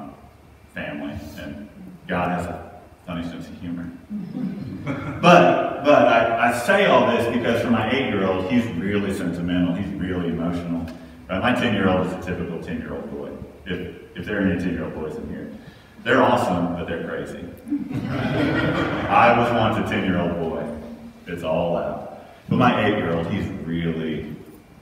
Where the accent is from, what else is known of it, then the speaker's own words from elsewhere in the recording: Texas, United States; moved away as an adult; also born or lived in Houston, Texas / Virginia; now in Columbia, United States; I'm a Texan